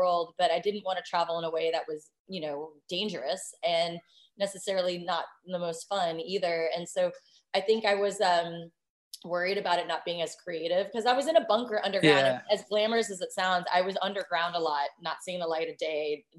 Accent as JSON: {"language": "English", "region": "Virginia", "country": "United States", "tie": "born or raised there", "said": "I grew up in Virginia and all over the world. Both of my parents were CIA, actually. And so we were stationed all over traveling at a young age."}